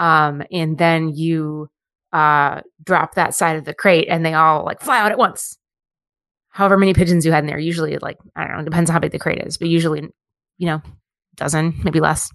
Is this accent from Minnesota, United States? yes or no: yes; Minneapolis, Minnesota, United States; also born or lived in Monticello; I grew up in Minneapolis